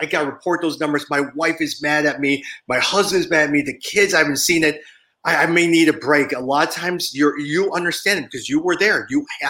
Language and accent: English; United States; my parents immigrated to the U.S. in 1972, but I was born here. But I was raised by immigrant parents.